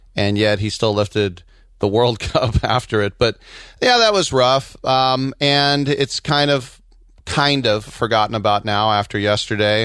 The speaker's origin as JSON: {"language": "English", "country": "United States", "said": "As an American"}